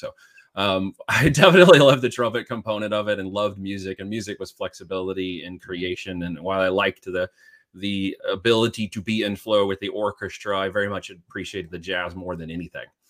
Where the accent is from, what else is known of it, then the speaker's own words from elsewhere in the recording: Medford, Oregon, United States; moved away as an adult; also born or lived in Independence, Missouri / Arizona / Iowa; I grew up in the, uh, cul-de-sac, uh, but we would go out all the time, um, from the little town there called Medford in southern Oregon